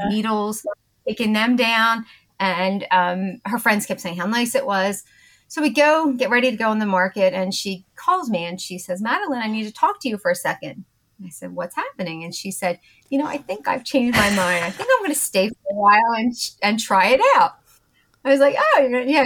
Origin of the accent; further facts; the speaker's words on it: Bucks County, Pennsylvania, United States; accent: Philadelphia; also born or lived in Trevose, Pennsylvania / Doylestown, Pennsylvania / Naples, Florida / Wilmington, Delaware; now in West Chester, United States; I grew up in Bucks County, Pennsylvania. So if you recognize my sort of Philadelphia accent, that's where it's from